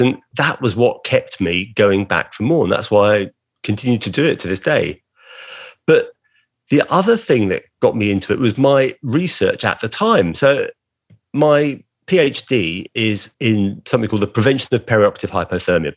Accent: Brighton, South East England, United Kingdom; my hometown of Brighton on the south coast of England

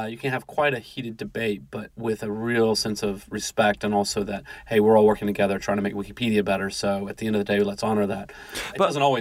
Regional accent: Alabama, United States; from Alabama, quite a geeky kid, and did graduate early

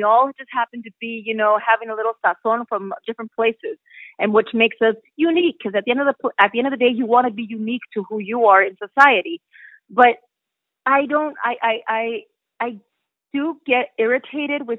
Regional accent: United States; also born or lived in Mexico; me being Mexican American and going back to Mexico, you know, and starting my career from there as an actress

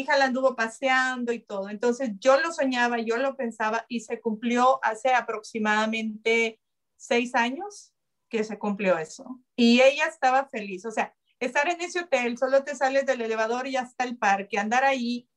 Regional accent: El Salvador; now in United States; yo quiero ir a El Salvador, quiero llegar allá, quiero... Lo primero, ya le dije a mi hermano, es del camino del aeropuerto a donde vive mi, mamá ahora, en medio, en esa carretera está donde yo nací

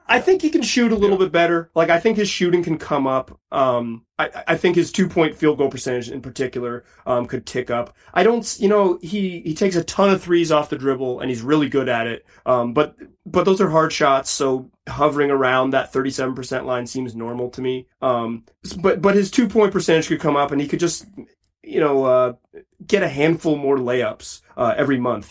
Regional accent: Chapel Hill, North Carolina, United States; I, am a Carolina guy. I grew up in Chapel Hill

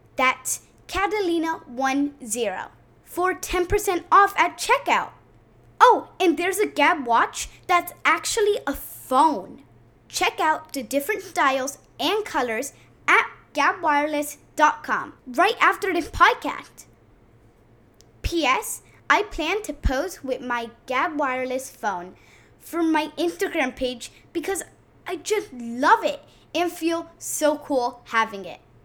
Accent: New York, United States; I was born in New York

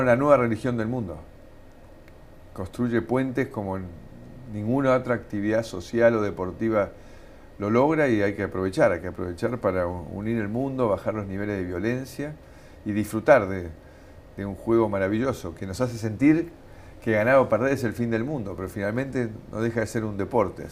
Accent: Argentina; also born or lived in United States; yo soy un, argentino eh, que sigue amando su país

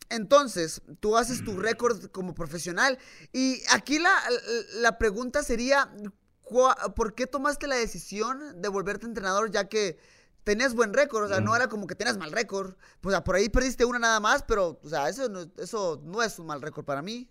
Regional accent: Tijuana, Baja California, Mexico; nací en Tijuana

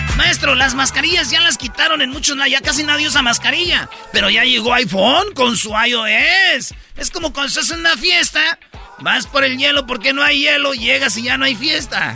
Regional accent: Mexico; somos mexicanos

